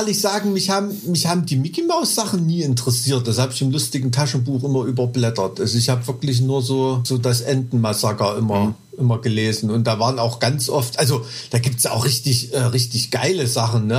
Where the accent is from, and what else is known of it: Thuringia, Germany